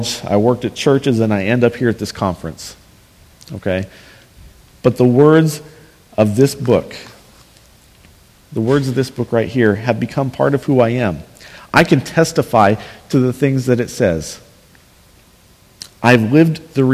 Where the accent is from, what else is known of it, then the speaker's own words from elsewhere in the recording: Northwest Kansas, United States; where I grew up in Northwest Kansas, small towns that had football teams